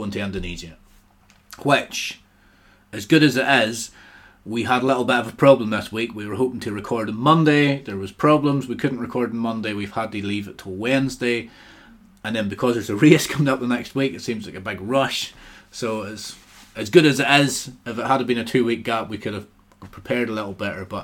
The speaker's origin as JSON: {"language": "English", "region": "South West England", "country": "United Kingdom", "said": "Devon. Oh, oh, I'm from Devon."}